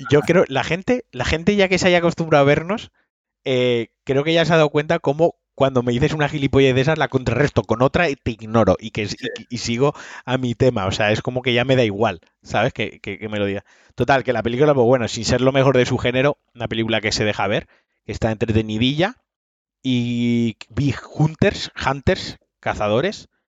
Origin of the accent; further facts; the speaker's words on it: Valencian Community, Spain; soy valenciano